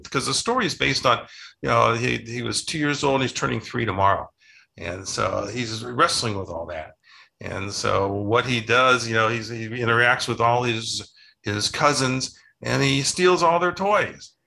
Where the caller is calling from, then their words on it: Scottsdale, Arizona, United States; I'm calling in from Scottsdale, Arizona